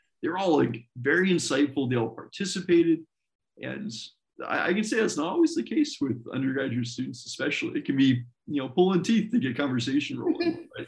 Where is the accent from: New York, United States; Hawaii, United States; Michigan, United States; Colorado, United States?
Colorado, United States; also born or lived in Washington / Wisconsin; I was born in Colorado, lived there through most of my childhood, then moved to Washington State, then moved to Wisconsin State.